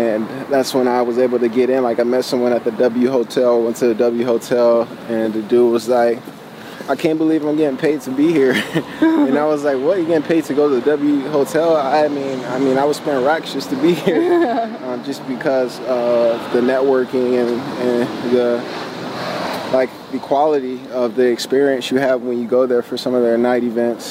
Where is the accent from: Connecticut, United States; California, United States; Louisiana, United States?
California, United States; Los Angeles; also born or lived in Ventura; being a teenager growing up in Central